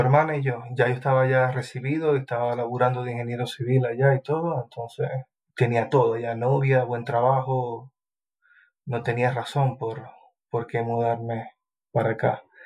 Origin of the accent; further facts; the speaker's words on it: Maracaibo, Zulia, Venezuela; moved away as an adult; now in New Zealand; Yo vengo de Maracaibo, se llama la ciudad, en Venezuela